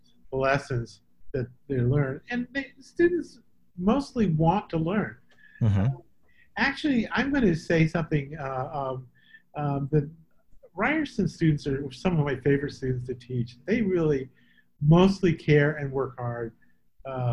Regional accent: East Texas, United States; moved away as an adult; now in Toronto, Canada; I was raised in East Texas

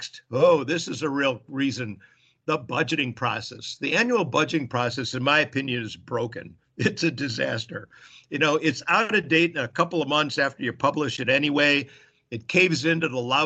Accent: Chicago, Illinois, United States; I was raised in Chicago

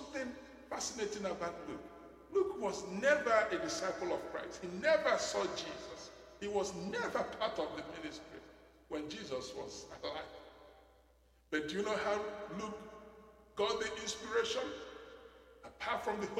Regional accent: Nigeria; I'm a citizen of heaven, made in heaven, assembled in Nigeria, and dispatched to my generation

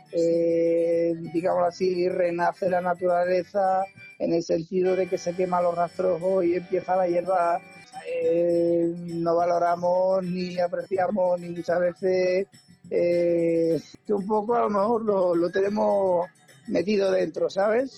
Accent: Torremayor, Extremadura, Spain; mi pueblo

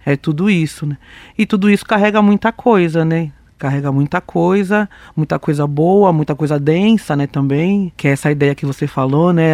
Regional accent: São Paulo, Brazil; sou uma mulher preta da periferia sul de São Paulo

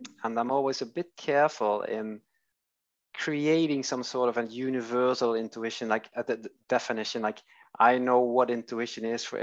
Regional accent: Netherlands; now in Sweden; I'm Dutch. I'm from Holland, and I'm living in Sweden.

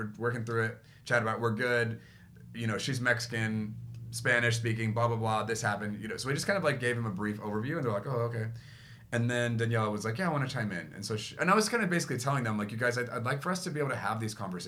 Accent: Guam; moved away; I grew up in Guam

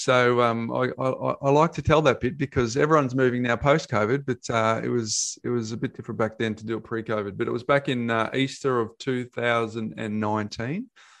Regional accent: Perth, Western Australia, Australia; moved away as an adult; also born or lived in Queensland / Melbourne; now in Surf Coast, Australia; over in my hometown in Perth back then. And then I moved to Queensland

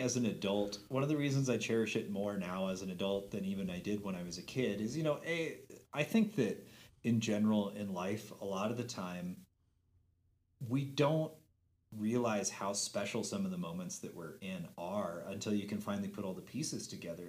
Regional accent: Helena, Montana, United States; also born or lived in Glasgow, Montana / San Francisco; I spent eleven years of my childhood in Helena. We moved here when I was eight

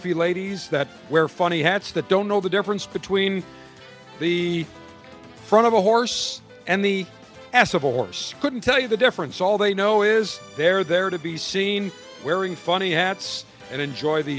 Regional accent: Buffalo, New York, United States; I grew up in Buffalo

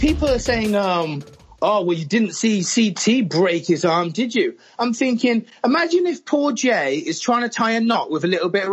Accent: England, United Kingdom; I'm English

